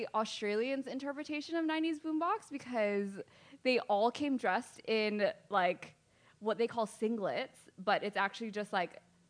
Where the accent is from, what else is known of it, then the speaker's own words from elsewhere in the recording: Ewa, Wahiawa, central/west Oahu, Hawaii, United States; also born or lived in Mililani, Hawaii; I'm local. It's always a hard question to answer because, you know, I grew up living in Eva, but yeah. I consider, like, Wahua my local because I spent, like, my waking hours there.